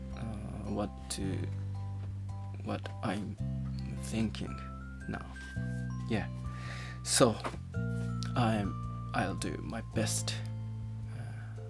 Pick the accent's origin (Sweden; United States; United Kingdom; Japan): Japan; first language Japanese; English is a second language; my language, Japanese